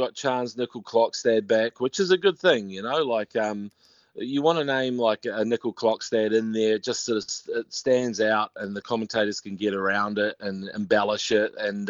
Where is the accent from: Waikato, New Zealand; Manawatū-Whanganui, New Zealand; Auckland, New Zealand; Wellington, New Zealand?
Waikato, New Zealand; Te Awamutu; I'm from a place called Te Awamutu, but it's nearer Kawhia Harbour